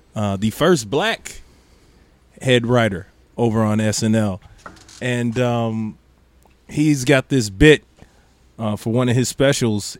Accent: Maryville, United States; growing up in Maryville, when you black, you get pulled over

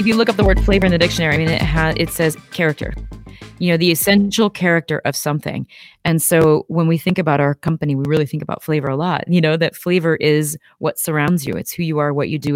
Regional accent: Midwest, United States; I'm from the Midwest, uh, and so we eat ice cream year-round here, and that's, um, something I grew up doing.

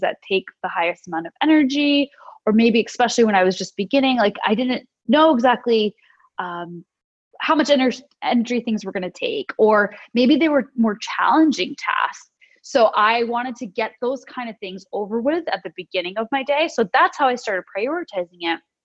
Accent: United States; moved away as an adult; also born or lived in London / San Francisco area; now in Sydney, Australia; I am American

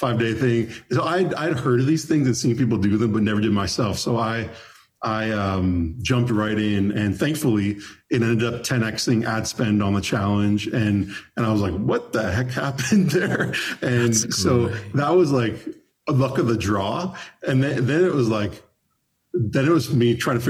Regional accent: Toronto, Ontario, Canada; now in Nashville, United States; I'm from Toronto originally. I moved

